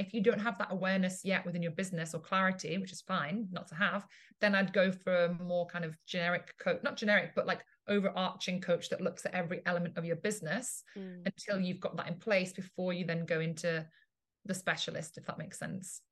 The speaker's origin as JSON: {"language": "English", "region": "England", "country": "United Kingdom", "tie": "born or raised there", "also_born_or_lived": "Italy", "moved": "as an adult", "lives_now": "Ibiza, Spain", "said": "I'm originally from Italy, uh, grew up in England, and now live in Ibiza in Spain"}